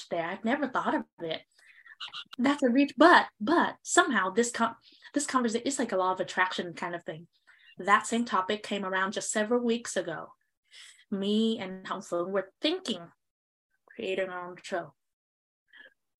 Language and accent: English; Southern Vietnam, Vietnam; moved away; we come from the South Vietnam region, agricultural area